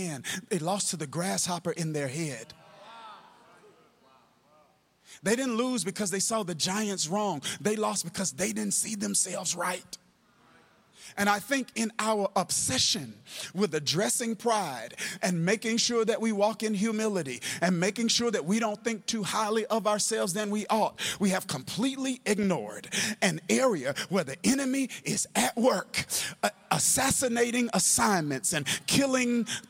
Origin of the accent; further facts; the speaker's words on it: Kilmichael, Mississippi, United States; in the church I grew up in Kilmichael, Mississippi